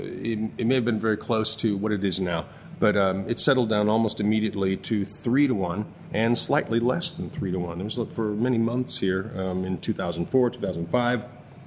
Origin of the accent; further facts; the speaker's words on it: Midwest, United States; accent: Midwestern; moved away as an adult; also born or lived in Chicago; now in Buenos Aires, Argentina; It's much more of a Midwestern accent with about 15 years of Chicago piled up on top